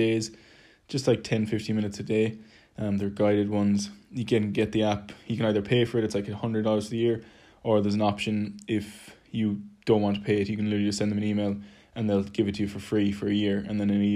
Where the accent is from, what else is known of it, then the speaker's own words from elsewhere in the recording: Ireland; moved away; also born or lived in London; being Irish, we naturally speak quite quickly